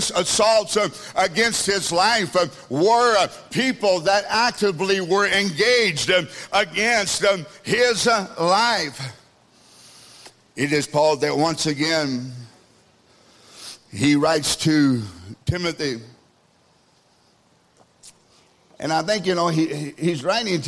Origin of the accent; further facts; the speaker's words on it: Kentucky, United States; also born or lived in El Dorado; now in South Africa; I'm from the Kentucky Midwest area, we like people over there